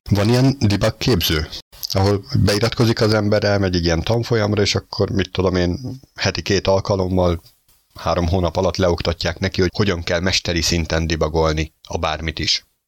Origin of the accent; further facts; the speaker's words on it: Hungary; magyarok vagyunk